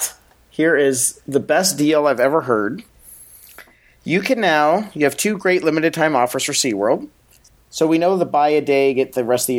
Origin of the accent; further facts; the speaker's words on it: San Diego, California, United States; growing up in San Diego